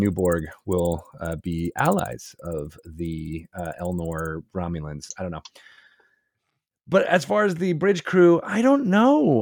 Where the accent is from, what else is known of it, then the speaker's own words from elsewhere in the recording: Syracuse, New York, United States; I was born in Syracuse, New York